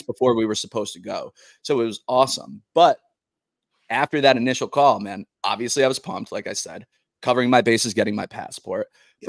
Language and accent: English; Massachusetts, United States; also born or lived in Nashville; now in New Jersey, United States; I'm from Massachusetts oh, originally